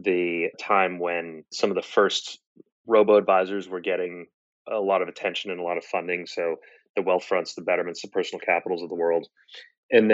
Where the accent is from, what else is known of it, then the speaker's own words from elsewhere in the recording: Boston, Massachusetts, United States; moved away as an adult; also born or lived in Stanford, California; I grew up in Boston, went to Stanford undergrad